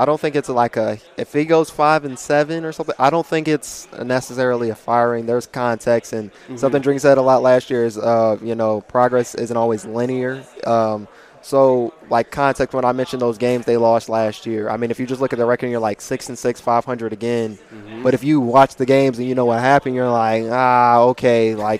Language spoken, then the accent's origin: English; Charlotte, North Carolina, United States; also born or lived in Kansas; So I was born 15 minutes from Kansas State, but I'm an Army brat. I lived everywhere. I didn't really live there too long. I grew up in Charlotte, North Carolina.